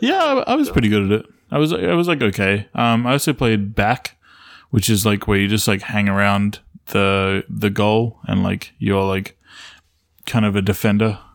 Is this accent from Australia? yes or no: yes; Australia; I grew up in Australia